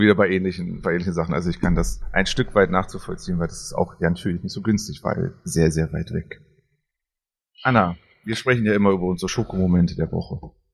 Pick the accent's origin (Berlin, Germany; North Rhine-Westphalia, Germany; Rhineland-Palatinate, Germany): Berlin, Germany; als Kind in Berlin